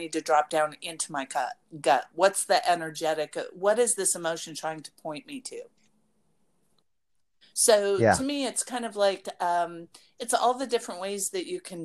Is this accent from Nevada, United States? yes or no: yes; Las Vegas, Nevada, United States; moved away; when I grew up in Las Vegas